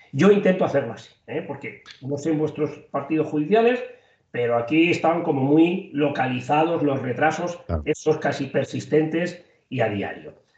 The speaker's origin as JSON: {"language": "Spanish", "town": "Toledo", "region": "Castilla-La Mancha", "country": "Spain", "said": "en mi tierra, en mi zona, en Toledo"}